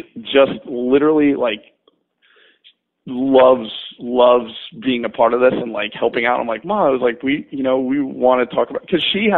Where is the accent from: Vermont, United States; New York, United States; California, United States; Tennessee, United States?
New York, United States; But I'm literally like 25 minutes south of Poughkeepsie, but close enough.